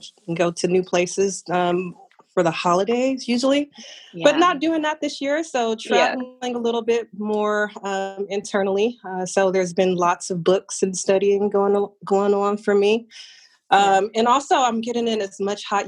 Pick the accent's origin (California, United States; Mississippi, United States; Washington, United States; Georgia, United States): California, United States; Southern; now in Dallas, United States; I am originally from Southern California. That is my home, will always be. I currently live in Dallas, Texas